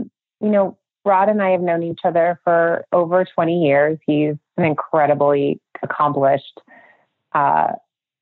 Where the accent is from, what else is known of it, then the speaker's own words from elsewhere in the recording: Minnesota, United States; moved away as an adult; also born or lived in Manhattan, New York; now in Idaho, United States; I grew up in Minnesota